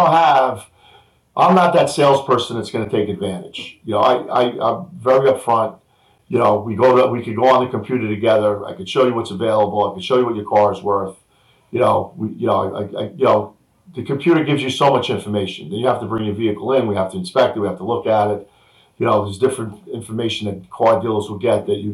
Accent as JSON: {"language": "English", "town": "New Rochelle", "region": "New York", "country": "United States", "tie": "born or raised there", "said": "I grew up on Drake Avenue in New Rochelle in an apartment building"}